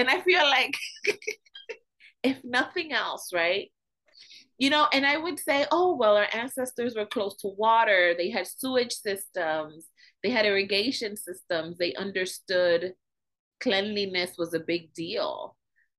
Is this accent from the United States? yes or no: yes; United States; I'm like, this is how American I am, right?